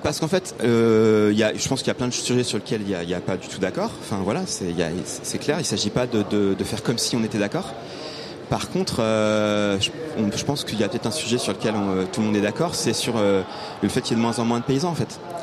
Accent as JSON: {"language": "French", "area": "Drôme", "region": "Auvergne-Rhône-Alpes", "country": "France", "tie": "born or raised there", "said": "je suis né dans la Drôme"}